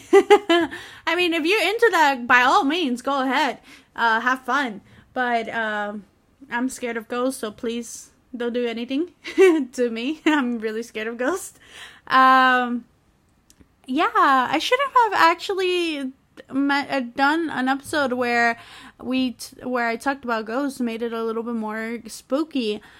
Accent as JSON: {"language": "English", "region": "New York", "country": "United States", "said": "I'm from New York"}